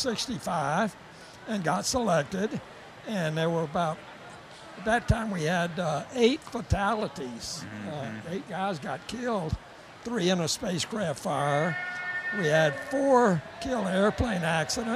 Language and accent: English; Lancaster, South Carolina, United States; also born or lived in Texas; now in Greenville, United States; I grew up in Lancaster and was a baseball player in my high school days.